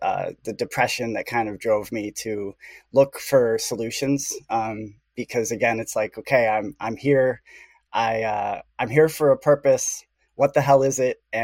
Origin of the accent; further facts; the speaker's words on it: Chicago, Illinois, United States; I grew up in the Midwest, in the heart of the empire, Chicago.